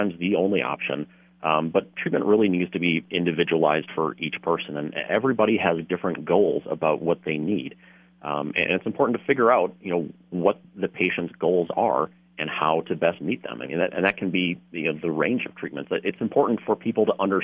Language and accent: English; Wisconsin, United States; now in St. Cloud, United States; I'm originally from Wisconsin